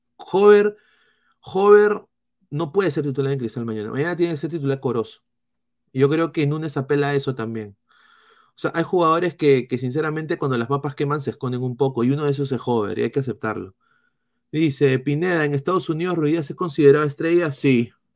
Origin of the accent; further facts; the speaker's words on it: Peru; como peruanos